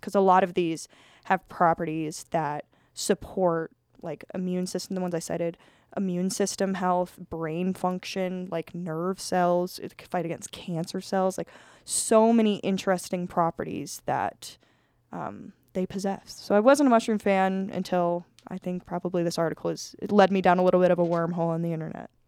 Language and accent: English; Colorado, United States; I'm from Colorado